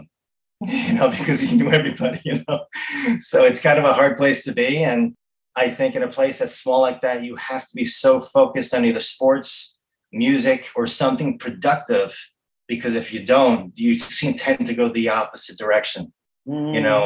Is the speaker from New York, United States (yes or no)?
yes; Montauk, New York, United States; growing up in Montauk